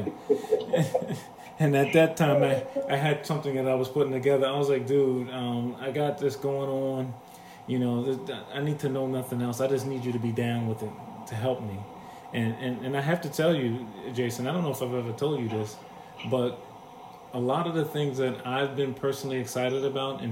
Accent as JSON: {"language": "English", "region": "New York", "country": "United States", "tie": "born or raised there", "said": "growing up in New York"}